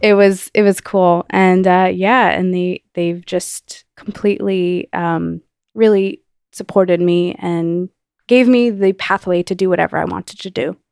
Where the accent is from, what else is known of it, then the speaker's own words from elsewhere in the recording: New Jersey, United States; I grew up in New Jersey